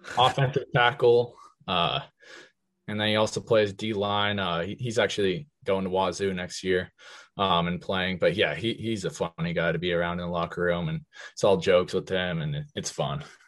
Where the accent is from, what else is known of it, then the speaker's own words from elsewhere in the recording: Magnolia, United States; we're both from Magnolia